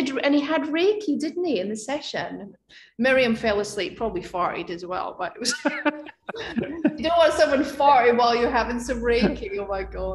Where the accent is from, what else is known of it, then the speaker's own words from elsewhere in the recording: Scotland, United Kingdom; moved away; also born or lived in Edinburgh; my hometown where I grew up